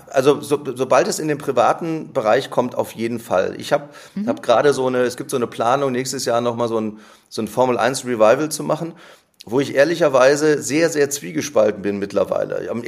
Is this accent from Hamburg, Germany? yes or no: no; Neuss, North Rhine-Westphalia, Germany; Ja, ich habe einen Freundeskreis in meiner Heimatstadt in Neuss ähm, wir haben und wir haben, äh, wir sind zusammen zur Schule gegangen, wir haben zusammen Abitur gemacht